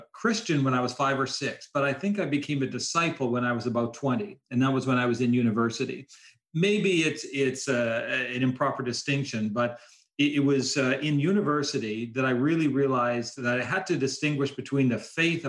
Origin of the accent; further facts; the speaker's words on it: Vancouver, British Columbia, Canada; moved away as an adult; also born or lived in Kelowna, British Columbia; now in Chicago, United States; I'm Canadian, grew up in British Columbia, originally from Vancouver, and then later moved to the city of Kelowna that you referenced.